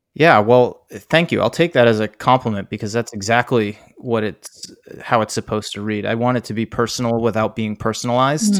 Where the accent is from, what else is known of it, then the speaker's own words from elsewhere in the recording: East Coast, United States; moved away as an adult; also born or lived in San Diego / Oregon; now in Bay Area, United States; my East Coast